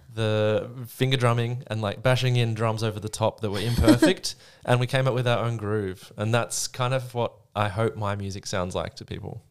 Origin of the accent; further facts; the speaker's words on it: Sydney, New South Wales, Australia; also born or lived in Melbourne; Well, I'm from Sydney. I grew up in Sydney